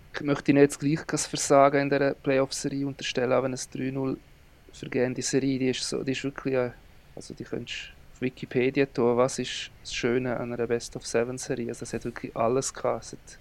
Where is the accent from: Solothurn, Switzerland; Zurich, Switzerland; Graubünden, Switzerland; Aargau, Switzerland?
Graubünden, Switzerland; als Bündner